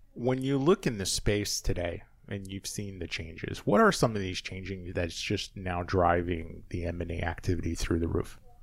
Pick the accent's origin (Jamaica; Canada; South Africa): Canada; also born or lived in Charlotte, North Carolina; as the Canadian in the area